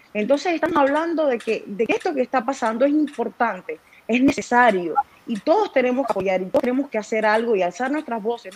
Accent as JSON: {"language": "Spanish", "country": "Cuba", "moved": "yes", "said": "siendo cubano"}